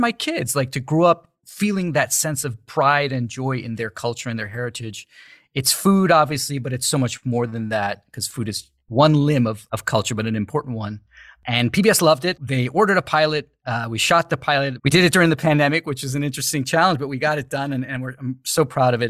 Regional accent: New York City, New York, United States; moved away as an adult; now in Los Angeles, United States; I was born and raised in the U S, raised, you know, grew up in New York City.

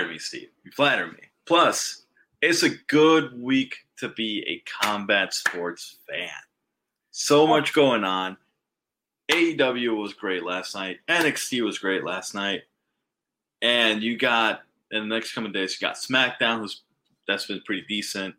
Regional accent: Puerto Rico; first language Spanish; English is a second language; I was born and raised in Puerto Rico

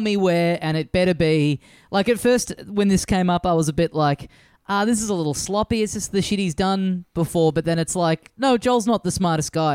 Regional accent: Australia; as an Australian

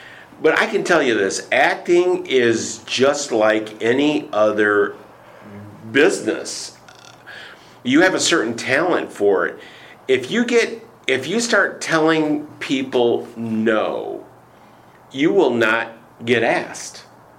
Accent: Michigan, United States; I was primarily a voice actor because I'm from Michigan and I don't have an accent.

